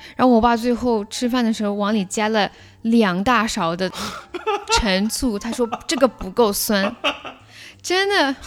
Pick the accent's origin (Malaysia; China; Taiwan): China; now in Canada; 我们中国人